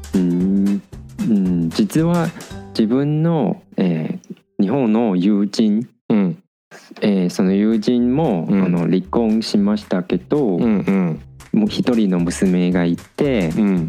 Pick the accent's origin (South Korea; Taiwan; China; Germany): Taiwan; moved away as an adult; now in Japan; ほとんど台湾に戻った時